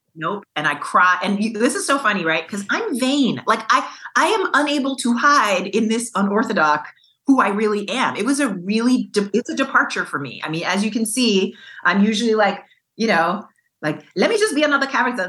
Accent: New York, United States; growing up in New York

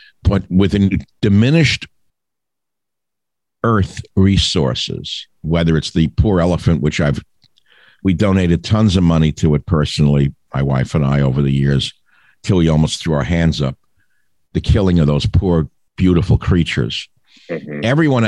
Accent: New York, United States; when I grew up in New York.

